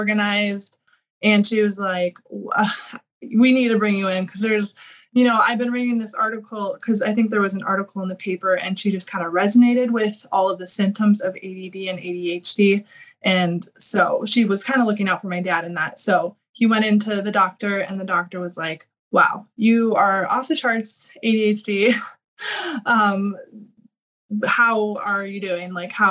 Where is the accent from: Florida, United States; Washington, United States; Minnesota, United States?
Minnesota, United States; I'm from Minnesota. So kind of grew up in the suburbs area